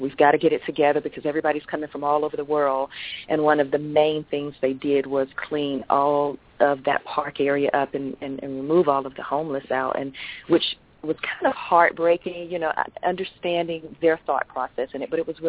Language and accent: English; Atlanta, Georgia, United States; When I think of that now, it's to me all I ever knew, and never really left the city until I became an adult.